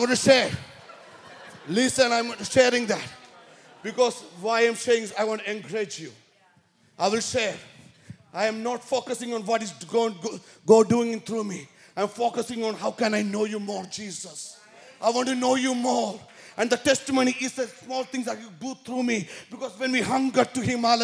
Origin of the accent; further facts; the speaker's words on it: India; now in San Jose, United States; I'm originally from India, born and brought up in Catholic family